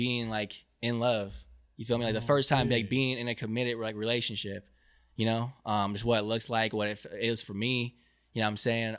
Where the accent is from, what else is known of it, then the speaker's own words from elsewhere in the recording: Irvine, California, United States; also born or lived in Honolulu, Hawaii; I was raised in the juice, you know, call it the vine, Irvine, the bubble